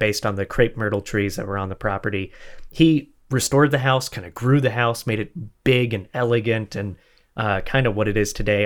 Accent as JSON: {"language": "English", "region": "Florida", "country": "United States", "said": "I'm from Florida"}